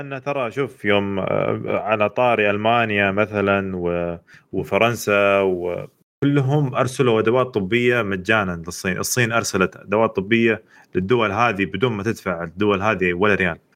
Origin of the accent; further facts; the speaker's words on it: Eastern Province, Saudi Arabia; عندنا في الشرقية